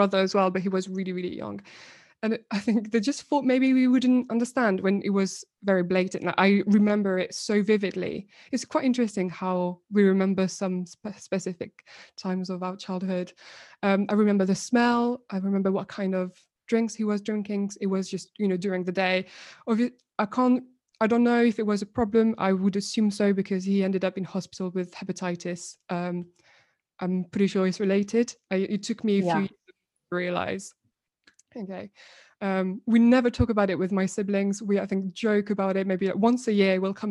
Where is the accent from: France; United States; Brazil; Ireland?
France; also born or lived in Morocco (ancestry); now in Brighton, United Kingdom; I'm Moroccan, born and bred in France